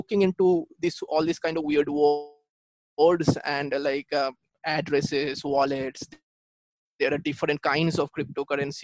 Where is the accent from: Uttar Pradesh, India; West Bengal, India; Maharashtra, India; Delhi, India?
West Bengal, India; Kolkata; I'm from Kolkata, India